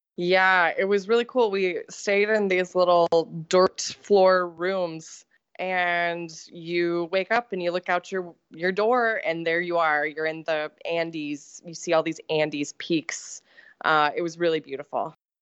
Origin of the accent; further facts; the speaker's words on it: Colorado, United States; I grew up in Colorado